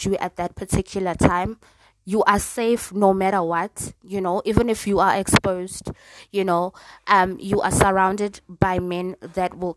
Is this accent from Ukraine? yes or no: no; South Africa; as a South African woman